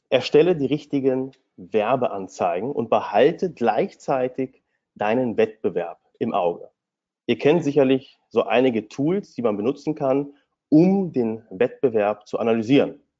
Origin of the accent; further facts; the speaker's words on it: Hanover, Lower Saxony, Germany; born there; now in Berlin, Germany; Ich bin gebürtiger Hannoveraner und nach dem Studium habe ich mich dann direkt selbstständig gemacht